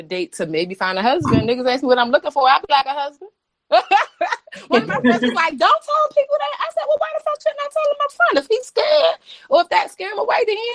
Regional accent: Baltimore, Maryland, United States; moved away as an adult; now in Washington, D.C., United States; I'm a bitch from Baltimore

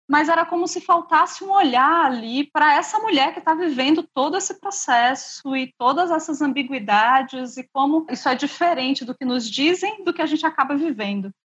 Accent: São Paulo, Brazil; eu vim de São Paulo, minha formação foi toda lá.

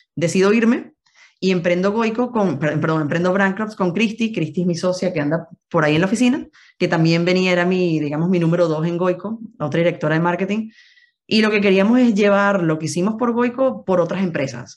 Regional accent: Venezuela; moved away as an adult; now in Madrid, Spain; somos venezolanos, que queremos llevar a Venezuela a todos lados

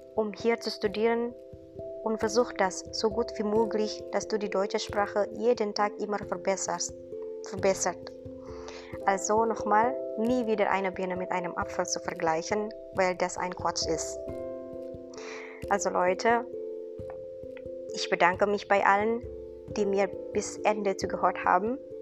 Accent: Indonesia; German is a second language; moved away as an adult; now in Giessen, Germany; ich komme aus Indonesien

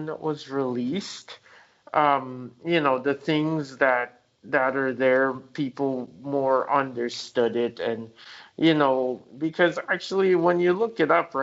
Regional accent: Jamaica; I was born in Jamaica

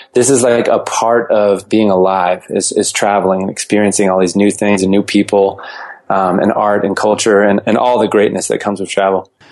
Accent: Fort Collins, Colorado, United States; also born or lived in Boulder, Colorado; I, I, was born and raised in uh, Fort Collins, Colorado, and moved to Boulder for high school

